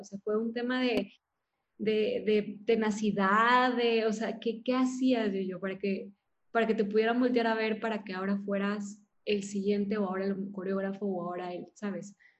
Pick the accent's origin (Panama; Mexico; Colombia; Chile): Mexico; Monterrey, Nuevo León; yo soy de Monterrey